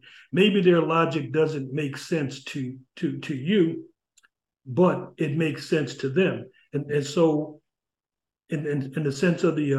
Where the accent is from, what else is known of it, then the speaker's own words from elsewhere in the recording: New Haven, Connecticut, United States; You know, as when I was growing up in New Haven, I grew up, you know, in the projects in Ashland Street, and it was heaven at times, and it was hell at times, you know.